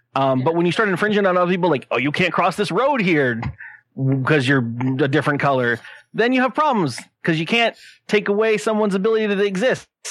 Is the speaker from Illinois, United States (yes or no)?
no; San Diego, California, United States; I'm born and raised in San Diego